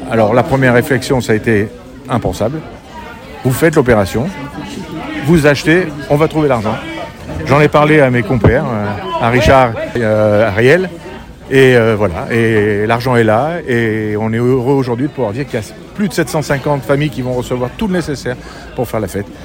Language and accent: French; Paris, Île-de-France, France; Et eh ben, beaucoup d'entre nous venons de Belleville. Et euh, on a eu la chance de pouvoir euh, ben, grandir et, devenir ce qu'on est devenu aujourd'hui.